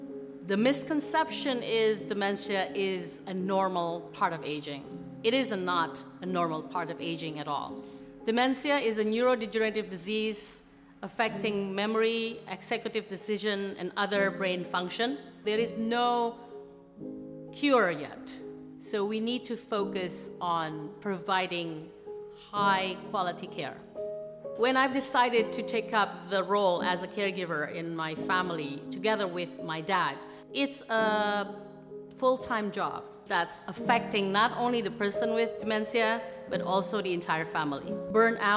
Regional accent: Jakarta, Indonesia; moved away as an adult; also born or lived in Australia; I grew up in Jakarta, Indonesia

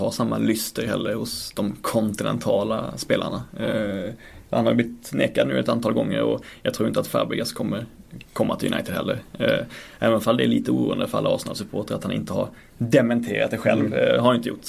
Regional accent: Blekinge, Sweden; now in Stockholm, Sweden; Jag kommer ju från äh, Blekinge. Så jag kommer inte från Storsvenskan här uppe i Stockholm.

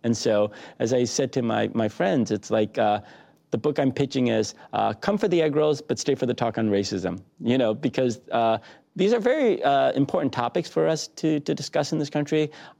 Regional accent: Detroit, Michigan, United States; I know there were a lot of challenges growing up in Detroit, particularly in the 80s. The car companies were struggling.

